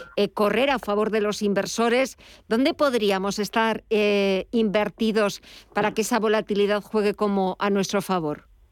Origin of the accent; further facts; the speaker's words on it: Madrid, Community of Madrid, Spain; Yo soy de aquí, soy del Madrid